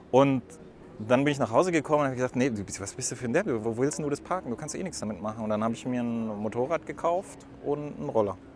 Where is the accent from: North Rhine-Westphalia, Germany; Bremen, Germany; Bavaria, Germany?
Bavaria, Germany; Würzburg; Ich finde die Parkplatzlage in Stuttgart, ich komme aus Würzburg, ist auch Kessellage.